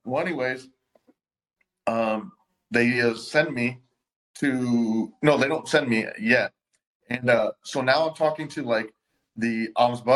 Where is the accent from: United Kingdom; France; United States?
United States; Florida; also born or lived in Jacksonville; I'm from Florida.